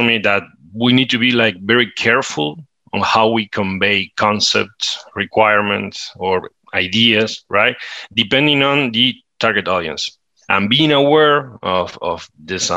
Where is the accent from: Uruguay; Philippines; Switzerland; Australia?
Uruguay; I'm from Uruguay.